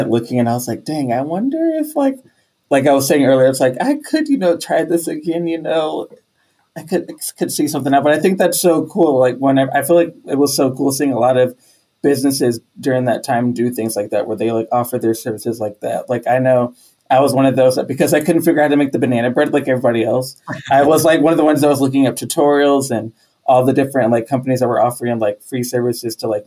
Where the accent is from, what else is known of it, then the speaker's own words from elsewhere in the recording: Texas, United States; I'm from Texas